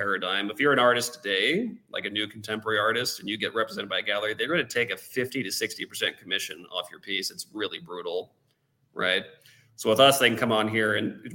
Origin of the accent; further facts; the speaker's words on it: United States; moved away; I, as an American